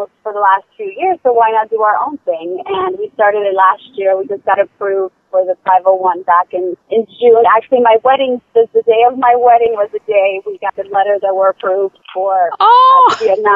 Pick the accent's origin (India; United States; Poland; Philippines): Poland; moved away; I was born in Poland